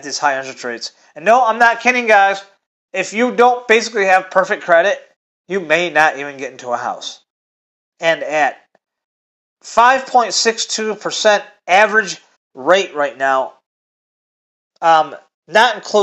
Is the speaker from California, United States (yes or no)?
no; Michigan, United States; I'm from Michigan.